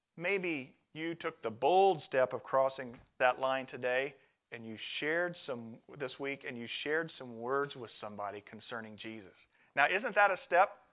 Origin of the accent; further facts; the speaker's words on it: Midwest, United States; moved away as an adult; I'm a farm kid. I come from the Midwest corn, soybeans